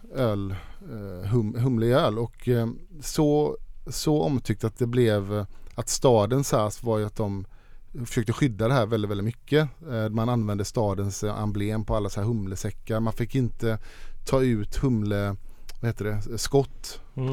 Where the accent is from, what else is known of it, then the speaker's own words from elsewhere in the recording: Sweden; hemma i Sverige